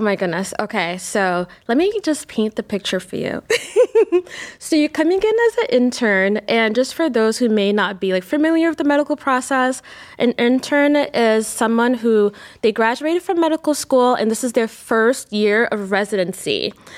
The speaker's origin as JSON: {"language": "English", "region": "New York", "country": "United States", "tie": "born or raised there", "moved": "yes", "lives_now": "Cleveland, United States", "said": "I grew up in New York"}